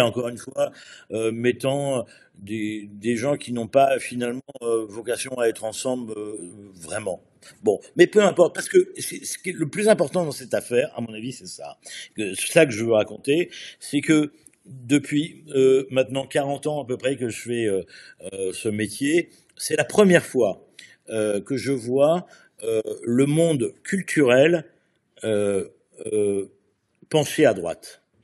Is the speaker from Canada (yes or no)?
no; France; chez nous en France